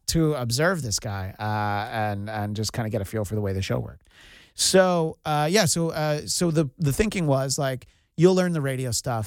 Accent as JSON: {"language": "English", "region": "New York", "country": "United States", "tie": "born or raised there", "moved": "yes", "said": "growing up in New York, I only heard of it"}